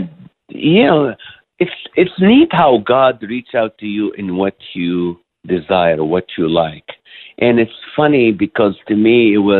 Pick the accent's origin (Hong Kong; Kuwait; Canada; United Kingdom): Kuwait; also born or lived in Israel; But I was born in Israel. I flew in, you know, my parents moved to Kuwait at the age of 3.